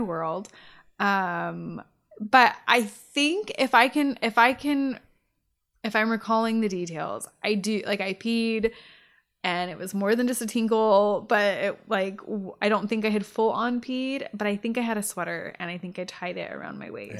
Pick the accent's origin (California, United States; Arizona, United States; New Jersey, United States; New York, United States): California, United States; Riverside; I grew up in Riverside